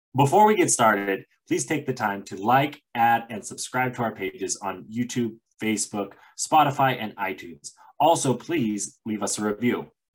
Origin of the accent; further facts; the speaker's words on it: Montana, United States; also born or lived in New Mexico; my home state of Montana